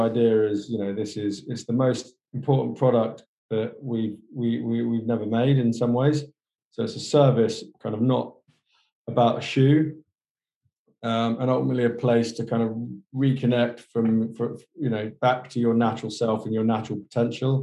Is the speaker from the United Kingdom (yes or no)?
yes; Somerset, South West England, United Kingdom; Somerset, which is the southwest, where me and my cousin, the CEO, were born.